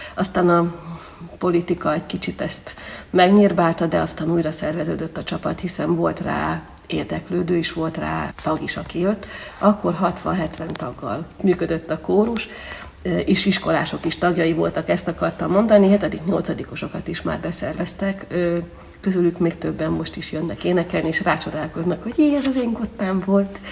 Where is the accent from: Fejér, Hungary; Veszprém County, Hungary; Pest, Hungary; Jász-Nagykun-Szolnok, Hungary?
Veszprém County, Hungary; Veszprém; moved away as an adult; now in Zirc, Hungary; magam Veszprémiként azért tudom, hogy hogyan zajlott a városi kórus élete